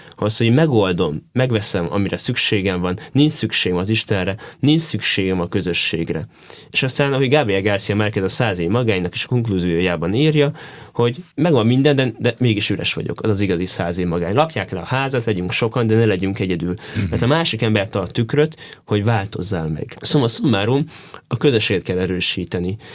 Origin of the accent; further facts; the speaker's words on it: Szeged, Csongrád-Csanád, Hungary; also born or lived in Pomáz; now in Szentendre, Hungary; Én szegedi gyerek vagyok